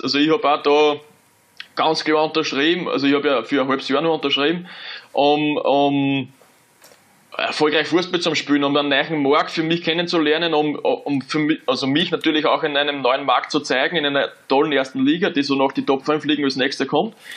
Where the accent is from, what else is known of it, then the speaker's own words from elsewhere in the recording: Austria; moved away as an adult; als Österreicher